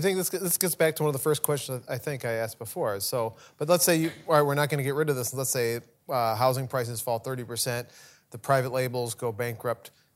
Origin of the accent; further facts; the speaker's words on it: Morton, Illinois, United States; my hometown bank, the Morton Community Bank